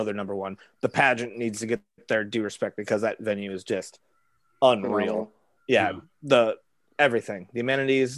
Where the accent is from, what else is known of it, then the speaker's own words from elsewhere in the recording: Granite City, Illinois, United States; I'm from Granite City. I went to school in Granite City, so I went to Granite City High School